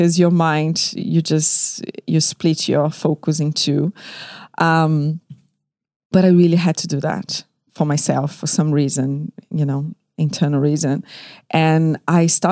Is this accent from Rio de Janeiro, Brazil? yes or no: yes; Rio de Janeiro, Brazil; moved away as an adult; now in London, United Kingdom; I was born in Rio de Janeiro, Brazil, and I moved to London 13 years ago